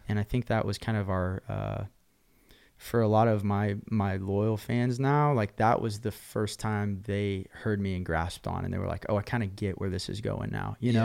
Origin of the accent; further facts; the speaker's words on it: Oklahoma, United States; also born or lived in Nashville, Tennessee; now in Texas, United States; growing up in Oklahoma and, and the Texas world